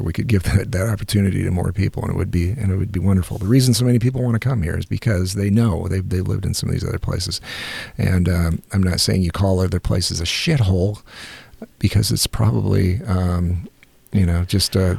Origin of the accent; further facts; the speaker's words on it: United States; as an American